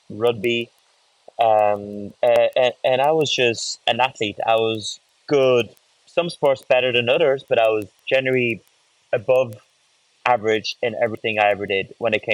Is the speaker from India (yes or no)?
no; France; also born or lived in Ireland; growing up in France, going through French amateur teams, French professional teams